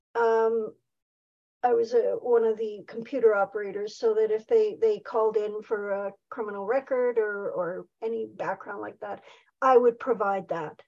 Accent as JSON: {"language": "English", "town": "Saskatoon", "region": "Saskatchewan", "country": "Canada", "tie": "born or raised there", "also_born_or_lived": "Nelson, British Columbia", "moved": "as an adult", "lives_now": "near Nelson, Canada", "said": "was back in Saskatoon."}